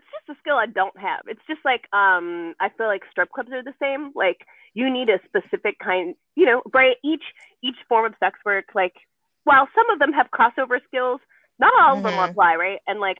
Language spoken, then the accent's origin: English; California, United States; So we moved to the U.S. And I grew up in the Bay Area.